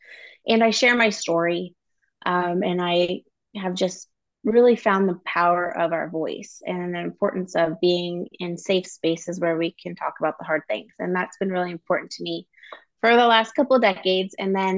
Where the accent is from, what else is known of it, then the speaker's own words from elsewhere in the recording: Columbus, Ohio, United States; but also here in my hometown of Columbus, Ohio, and working a lot with the women here who've been exploited.